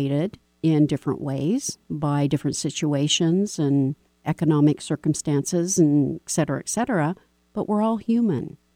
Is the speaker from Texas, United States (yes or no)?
yes; Texas, United States; I was born in Texas